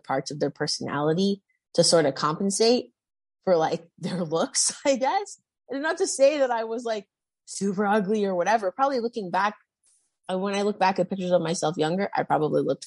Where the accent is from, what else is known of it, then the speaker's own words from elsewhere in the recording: Toronto, Ontario, Canada; I went to like a small private school here in Toronto.